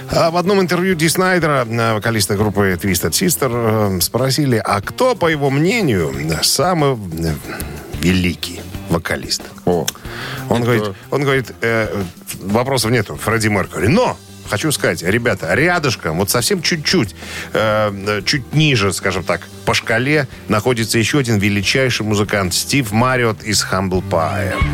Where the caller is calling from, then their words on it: Minsk, Belarus; …, вы из Минска? Я из Минска. Какая погода в Минске нынче?